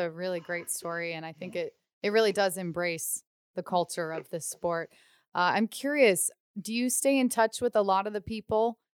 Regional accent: Youngstown, Ohio, United States; also born or lived in Pittsburgh, Pennsylvania; now in Anaheim, United States; growing up in Youngstown, Ohio. I was born in Pittsburgh, so was a Penguins fan growing up

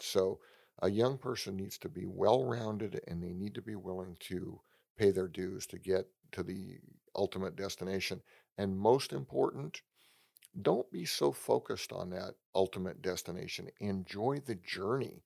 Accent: San Francisco Bay Area, California, United States; I grew up in the San Francisco Bay Area

